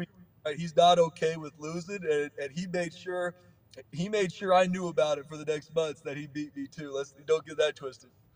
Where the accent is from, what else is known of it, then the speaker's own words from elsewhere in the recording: San Diego, California, United States; I'm from San Diego too